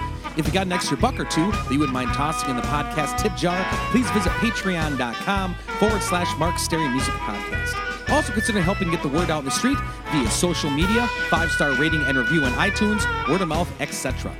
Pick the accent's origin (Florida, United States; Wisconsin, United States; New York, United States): Wisconsin, United States; now in St. Paul, United States; Coming to you on a beautiful day here in St. Paul, Minnesota. I'm originally from Wisconsin